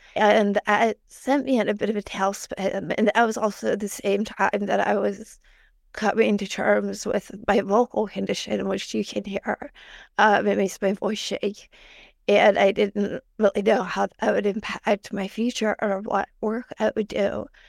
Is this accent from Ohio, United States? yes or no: yes; Northeastern Ohio, United States; I grew up in Northeastern Ohio